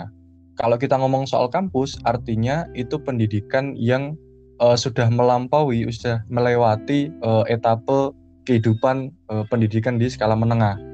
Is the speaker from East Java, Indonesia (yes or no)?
no; Jepara, Central Java, Indonesia; now in Surabaya, Indonesia; Aku asli Jepara, Jawa Tengah. Sekarang kuliah di program studi Ilmu Sejarah Fakultas Ilmu Budaya Universitas Erlangga Surabaya.